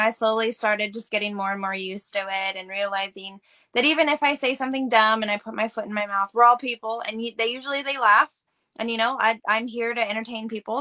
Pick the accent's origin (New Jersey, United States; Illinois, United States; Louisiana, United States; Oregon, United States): Oregon, United States; Canby; I was born and raised in Oregon, a small town called Canby, and actually grew up on a century farm